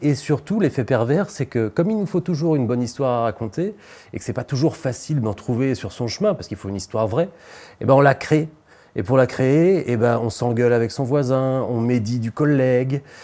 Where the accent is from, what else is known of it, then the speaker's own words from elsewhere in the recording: Beaupréau, Pays de la Loire, France; moved away; also born or lived in Nantes; Et j'ai grandi dans un village entre Nantes et Angers qui s'appelle Beaupréau